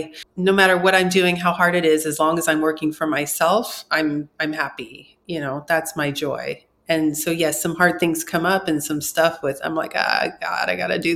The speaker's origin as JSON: {"language": "English", "area": "Orange County", "region": "California", "country": "United States", "said": "I'm from Orange County"}